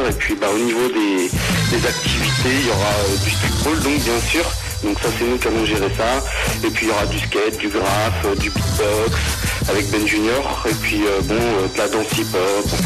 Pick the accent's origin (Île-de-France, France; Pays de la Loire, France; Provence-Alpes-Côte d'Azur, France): Pays de la Loire, France; Sucé-sur-Erdre; on est de Nantes, juste à côté de Nantes, même euh, de sucé sur herbe en fait